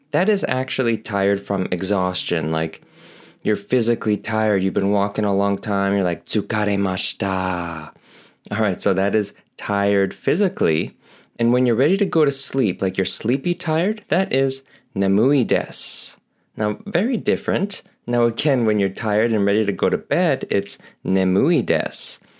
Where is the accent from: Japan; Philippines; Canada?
Canada; as I'm Canadian, totem poles are a thing here